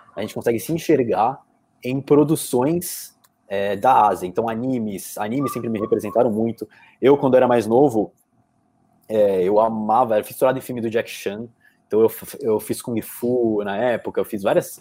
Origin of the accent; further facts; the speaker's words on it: Brazil; como brasileiros, que nós somos brasileiros